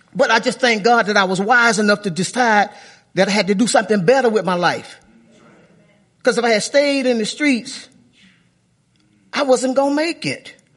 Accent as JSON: {"language": "English", "town": "Chicago", "region": "Illinois", "country": "United States", "tie": "born or raised there", "moved": "yes", "said": "when I was a little kid growing up in Sh, on the south side of Chicago"}